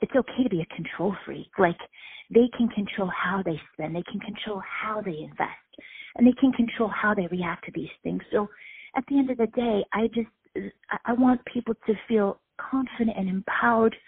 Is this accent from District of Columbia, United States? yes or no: yes; Washington, District of Columbia, United States; my hometown here in D.C.